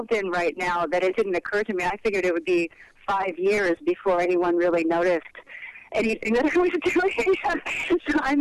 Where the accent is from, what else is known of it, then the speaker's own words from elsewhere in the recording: Napa, California, United States; My family settled into the Napa Valley, which is about an hour's drive north of San Francisco. And I raised my daughter there. I spent over 20 years of my life there, and I think of that as my hometown